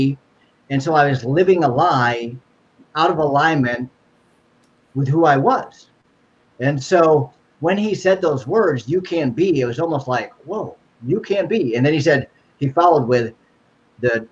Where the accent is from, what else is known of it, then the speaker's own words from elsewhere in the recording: Cleveland, Ohio, United States; moved away; also born or lived in Northern California; I'm originally from Cleveland, Ohio.